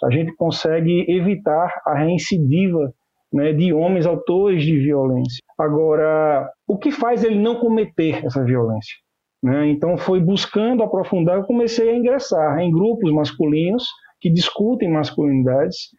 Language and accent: Portuguese; Maceió, Alagoas, Brazil; Eu sou nordestino, sou alagoano, como eu disse, de Maceió